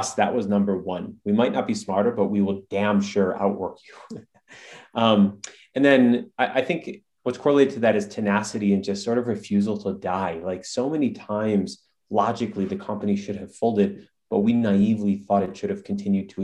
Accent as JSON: {"language": "English", "region": "Midwest", "country": "United States", "said": "My brother and I, we come from the Midwest"}